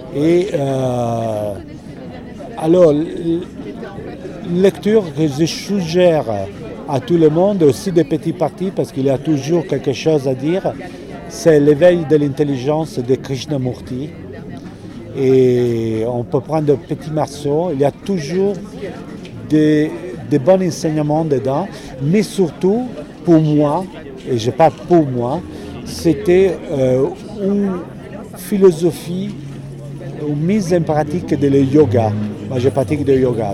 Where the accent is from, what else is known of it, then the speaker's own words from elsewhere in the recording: Italy; French is a second language; moved away as an adult; now in Arles, France; moi je suis italien